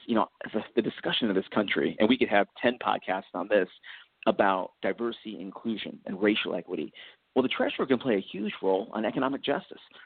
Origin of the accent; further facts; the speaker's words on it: United States; now in North Carolina, United States; I was born born and raised here in the United States of America, uh, came to North Carolina for work later in life